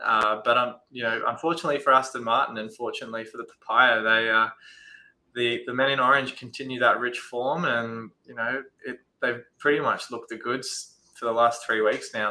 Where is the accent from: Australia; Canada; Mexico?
Australia; as an Aussie